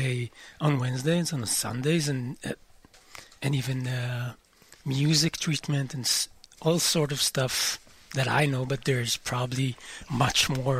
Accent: Amir, Northern District, Israel; Well, I'm not from Kiryat Shmona. I'm from a kibbutz next to Kiryat Shmona. What's it called? Amir, and I've been living there for all my life.

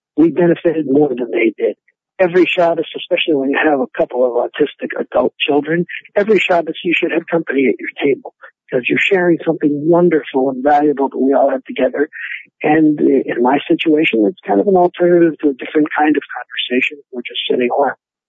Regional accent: Pittsburgh, Pennsylvania, United States; I'm from Pittsburgh, Pennsylvania

